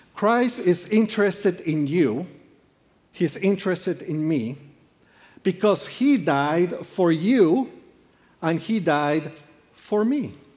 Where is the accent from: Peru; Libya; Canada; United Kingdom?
Peru; moved away; I am from Peru.